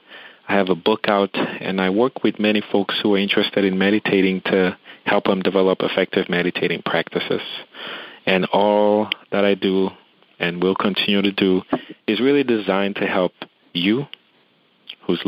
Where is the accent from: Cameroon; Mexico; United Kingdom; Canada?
Cameroon; moved away as an adult; now in United States; I'm originally from Cameroon, which is in West Africa